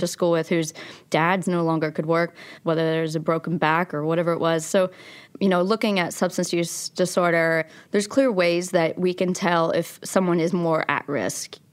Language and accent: English; Logan, West Virginia, United States; also born or lived in Abingdon, Virginia; I was born in Abingdon, Virginia, and I grew up in Logan, West Virginia, And we moved twelve times before I was in sixth grade between those two towns.